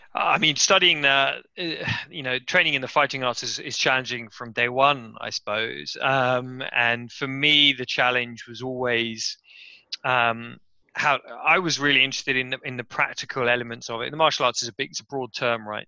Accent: West Sussex, South East England, United Kingdom; moved away as an adult; also born or lived in Cambridge / Japan; now in London, United Kingdom; I'm from West Sussex in in England, um, which is kind of the southeast of the country. Very very countryside um, area, very green, very beautiful area, very very kind of quiet area really. Uh, and I grew up there

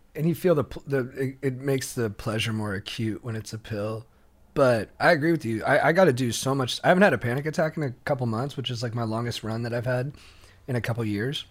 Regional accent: Orange County, California, United States; I grew up in Orange County

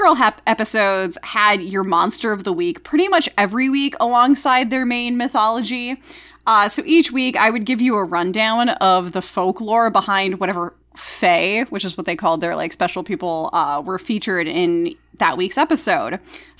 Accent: the South, United States; And they'd always go, why, thank you, but I'm from the South.

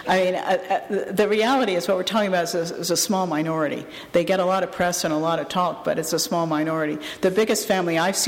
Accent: Canada; my home country

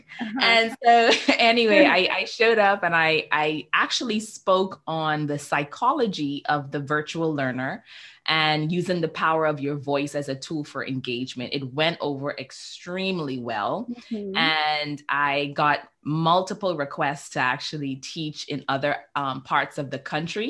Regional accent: Bahamas; also born or lived in Nigeria; I grew up in the beautiful islands of the Bahamas

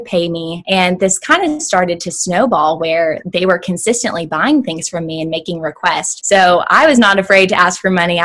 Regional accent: Shelbyville, Kentucky, United States; I was born and raised in a small town outside of Louisville, Kentucky called Shelbyville

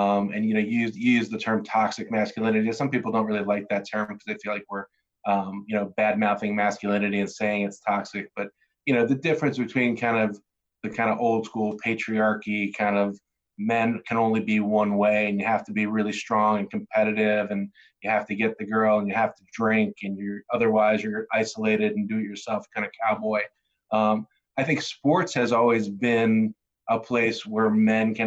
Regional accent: New Jersey, United States; born or raised there

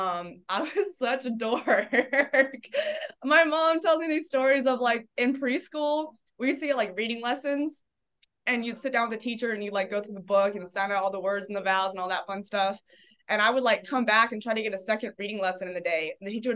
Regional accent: Oceanside, California, United States; moved away as an adult; also born or lived in New Hampshire; I was born in California, grew up in Southern California. I grew up in Oceanside, California, which is about 45 minutes north of San Diego.

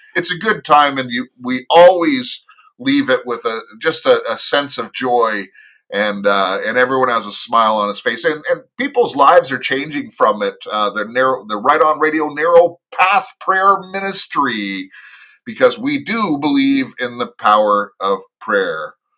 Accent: United States; I am an American

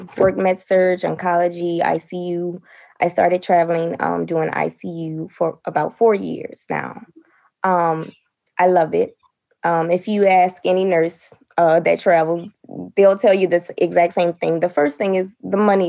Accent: New Orleans, Louisiana, United States; I'm from New Orleans

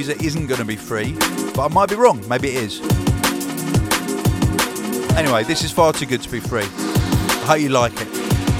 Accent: Eugene, Oregon, United States; I'm from Eugene, Oregon.

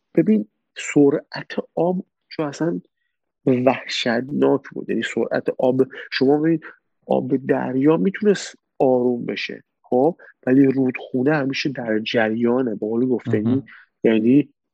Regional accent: Khuzestan, Iran; moved away as an adult; also born or lived in Abadan, Iran / Tehran, Iran / Turkey; اصالتا آبادانی هستیم ولی خب توی شهر کوچیکی توی جنوب بزرگ نفتی هستیم

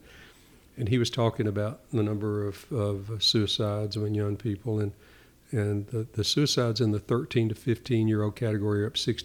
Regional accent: Knoxville, Tennessee, United States; growing up in Knoxville, I don't ever remember a time when we didn't go to church.

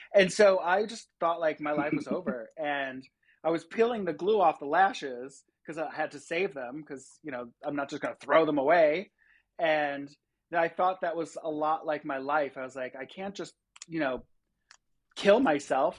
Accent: Rochester, New York, United States; also born or lived in Long Island, New York; I grew up on Long Island until I was eleven, and then, uh, we moved up to Rochester, New York. So, I've been there ever since.

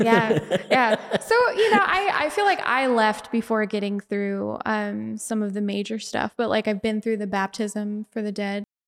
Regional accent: Bountiful, Utah, United States; I'm from Bountiful, so I'm right in between Ogden and Salt Lake

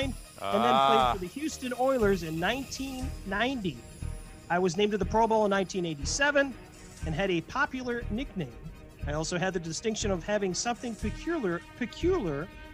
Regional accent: Frankfurt, Hesse, Germany; born there; I was born in Frankfurt, Germany, and graduated from Baylor University.

